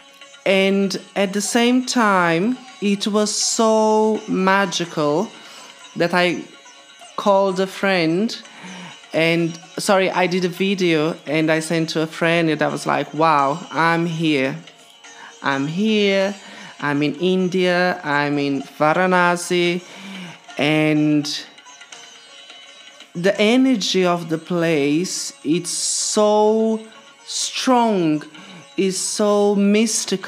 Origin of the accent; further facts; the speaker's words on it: Brazil; moved away; I'm from Brazil and I live here for a very long time